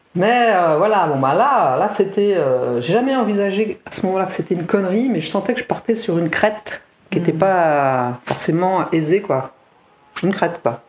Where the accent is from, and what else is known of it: Seine-Saint-Denis, Île-de-France, France; born or raised there; moved away